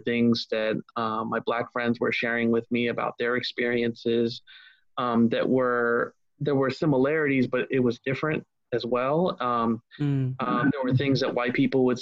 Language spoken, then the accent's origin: English; Ohio, United States; I grew up in Ohio